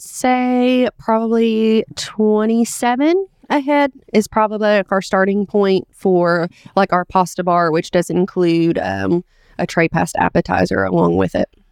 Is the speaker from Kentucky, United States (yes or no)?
yes; Richmond, Kentucky, United States; Richmond, it is my hometown